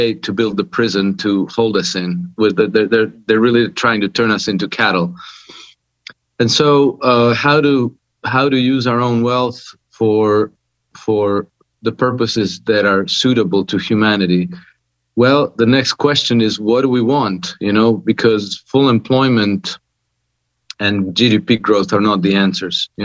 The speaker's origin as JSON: {"language": "English", "country": "Croatia", "moved": "yes", "lives_now": "Monaco", "said": "I'm from Croatia, but I've been living in Monaco for past 26 years now."}